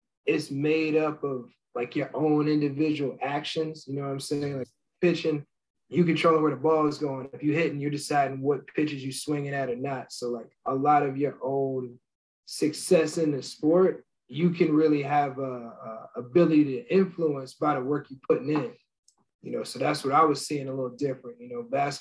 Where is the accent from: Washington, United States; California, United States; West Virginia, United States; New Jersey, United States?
New Jersey, United States; growing up in New Jersey, I was a big Yankee fan